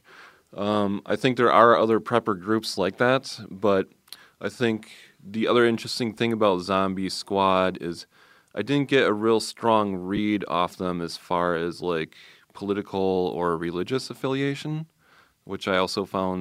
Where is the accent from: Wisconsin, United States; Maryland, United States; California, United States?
Wisconsin, United States; Milwaukee; a Milwaukee chapter started here in my hometown